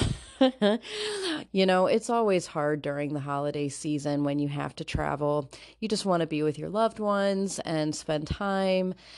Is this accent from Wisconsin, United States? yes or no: no; Northwest Indiana, United States; moved away as an adult; now in Ohio, United States; I moved to Ohio about twenty years ago, and so I'm originally from the Northwest Indiana area called the region.